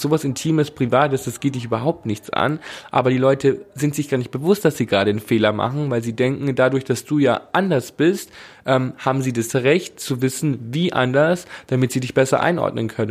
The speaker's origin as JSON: {"language": "German", "town": "Bad Reichenhall", "region": "Bavaria", "country": "Germany", "tie": "born or raised there", "said": "Ich komme aus Bad Reichenhall"}